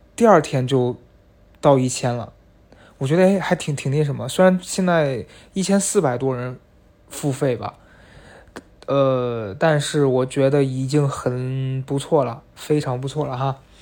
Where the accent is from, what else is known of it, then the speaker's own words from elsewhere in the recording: northwestern China, China; now in Beijing, China; 毕竟我是在西北长大